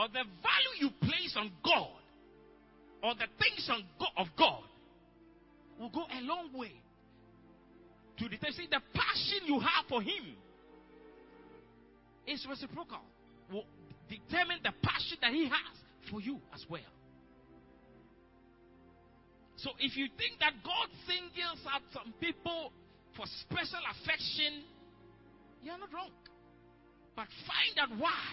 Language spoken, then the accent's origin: English; Apam, Central Region, Ghana; my hometown, Apam